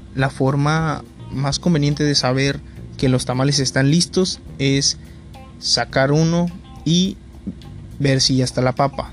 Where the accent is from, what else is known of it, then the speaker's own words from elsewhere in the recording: Navojoa, Sonora, Mexico; soy de Pueblo Mayo, Navajo, Sonora, México